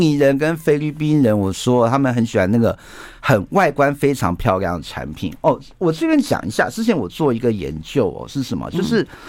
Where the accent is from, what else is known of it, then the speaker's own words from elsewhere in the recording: Taiwan; 我们台湾人